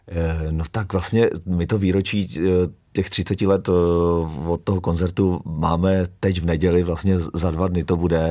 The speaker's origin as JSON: {"language": "Czech", "town": "Kladno", "region": "Central Bohemian Region", "country": "Czechia", "tie": "born or raised there", "moved": "as an adult", "lives_now": "Kamenné Žehrovice, Czech Republic", "said": "já jsem vyrůstal eh, v Kladně Rozdělově, což je vlastně jakoby ta nejzápadnější část."}